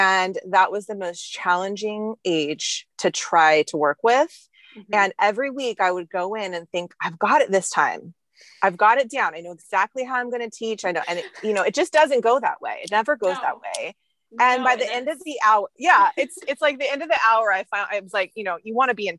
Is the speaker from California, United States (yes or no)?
yes; Bakersfield, California, United States; I grew up in Bakersfield, and it was kind of a smaller town at that time